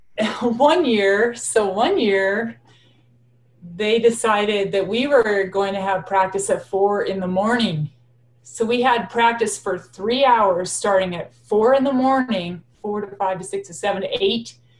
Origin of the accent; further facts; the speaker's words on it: Laramie, Wyoming, United States; also born or lived in Torrington, Wyoming; we moved to Laramie